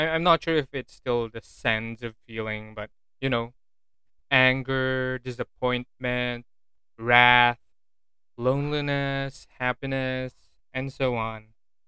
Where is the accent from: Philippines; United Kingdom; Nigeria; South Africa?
Philippines; I'm Filipino, I don't eat balot